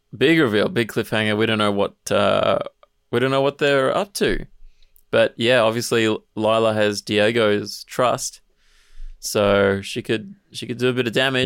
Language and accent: English; Mornington Peninsula, Victoria, Australia; I grew up on the Mornington Peninsula